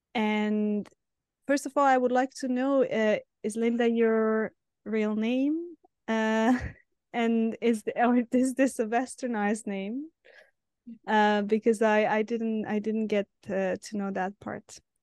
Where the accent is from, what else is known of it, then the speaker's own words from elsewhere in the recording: Serbia; moved away; I'm originally from Serbia